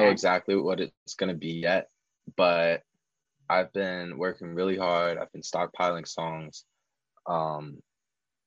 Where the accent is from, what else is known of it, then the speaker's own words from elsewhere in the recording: outside of Philadelphia, Pennsylvania, United States; also born or lived in Pittsburgh; now in Long Beach, United States; I grew up outside of Philadelphia